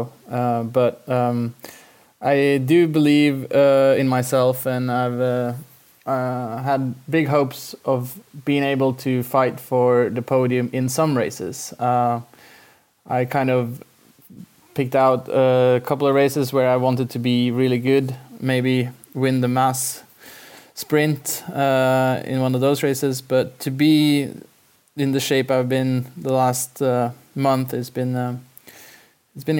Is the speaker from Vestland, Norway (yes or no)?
no; Oslo, Norway; also born or lived in Denmark / Waterloo, Belgium; My hometown is Oslo. So I was born in Oslo and pretty much raised here in Oslo